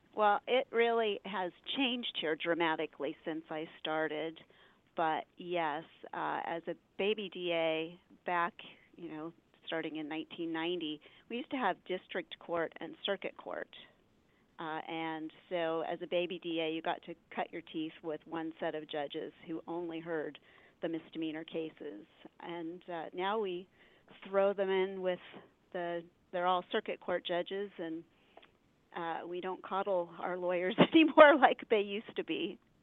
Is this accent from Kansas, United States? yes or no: no; Hillsboro, Oregon, United States; also born or lived in Eugene, Oregon; I grew up in Hillsboro